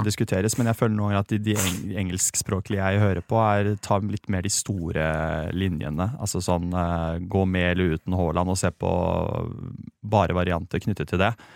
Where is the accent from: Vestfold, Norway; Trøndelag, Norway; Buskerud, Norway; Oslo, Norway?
Vestfold, Norway; Sandefjord; jeg har vokst opp i Sandefjord